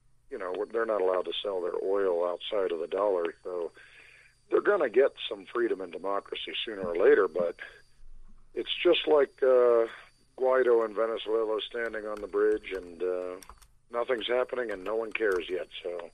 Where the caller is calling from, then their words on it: Colorado, United States; Hey, Mike, it's … in the People's Republic of Colorado.